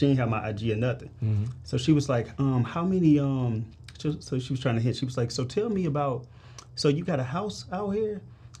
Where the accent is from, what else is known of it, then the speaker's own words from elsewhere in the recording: St. Louis, Missouri, United States; So I'm from St. Louis, Missouri, bro.